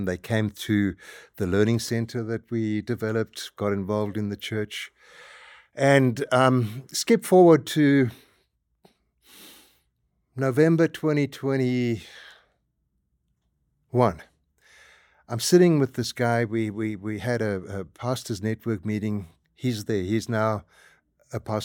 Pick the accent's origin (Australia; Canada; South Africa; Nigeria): South Africa; moved away as an adult; we are South African, my wife and I, born and raised and spent most of our life there